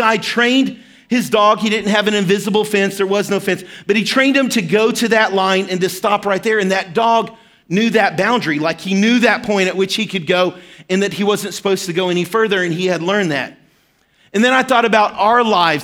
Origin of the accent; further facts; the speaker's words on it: Arkansas, United States; moved away; I grew up in Arkansas and lived in a small town, and we were right smack dab in the middle of the Ozark Mountains.